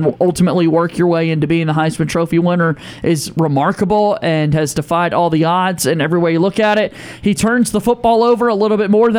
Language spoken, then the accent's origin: English; North Carolina, United States; I'm from North Carolina, so the Panthers have always been my favorite team